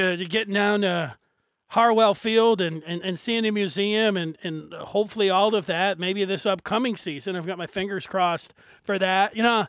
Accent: Detroit, Michigan, United States; I grew up in Detroit

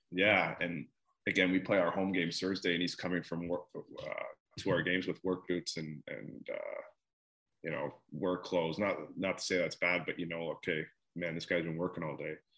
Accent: Mississauga, Ontario, Canada; moved away; I'm from Mississauga, Toronto area

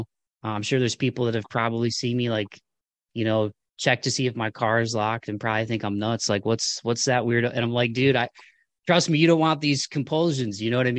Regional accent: Midwest, United States; the kind of rub the dirt on it, suck it up kind of stuff that probably I grew up with in the Midwest.

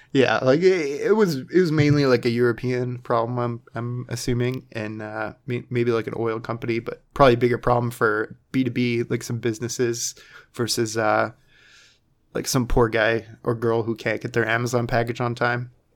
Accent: Canada; being our Canadian, um, brothers and sisters

